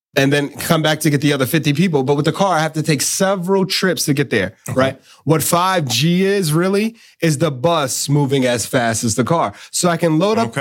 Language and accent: English; New York, United States; when I was a kid growing up in New York